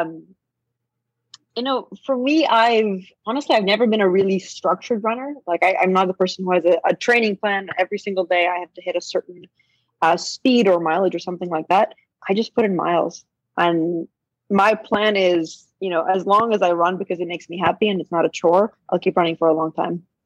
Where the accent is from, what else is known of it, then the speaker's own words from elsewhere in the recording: Boston, Massachusetts, United States; I grew up in Boston